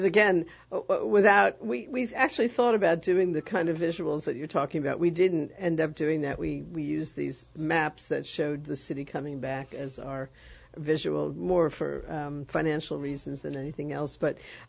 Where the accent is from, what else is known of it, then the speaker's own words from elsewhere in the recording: New York, United States; moved away as an adult; now in New Orleans, United States; I'm originally from New York, and I was working in New York in the 90s